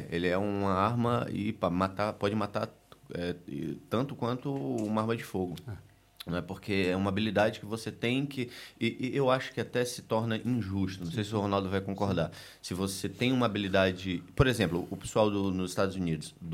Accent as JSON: {"language": "Portuguese", "town": "Recife", "region": "Pernambuco", "country": "Brazil", "tie": "born or raised there", "said": "É, lá na minha cidade, em Recife, é, a gente era, era, obrigatório fazer alguma extra, atividade extracurricular no colégio."}